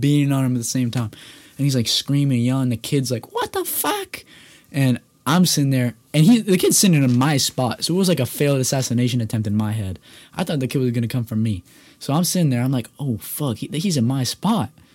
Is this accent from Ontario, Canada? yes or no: yes; Toronto, Ontario, Canada; I grew up in Toronto, Ontario